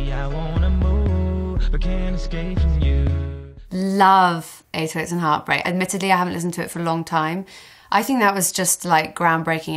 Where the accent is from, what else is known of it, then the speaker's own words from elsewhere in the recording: Hereford, West Midlands, United Kingdom; moved away; I went back to Hereford, back to my hometown